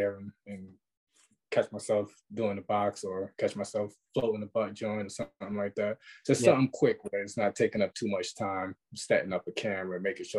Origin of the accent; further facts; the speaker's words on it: New York City, New York, United States; I'm from Brooklyn.